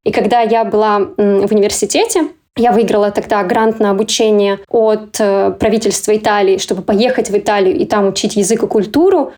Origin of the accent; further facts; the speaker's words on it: Kazakhstan; moved away; я как бы из Казахстана.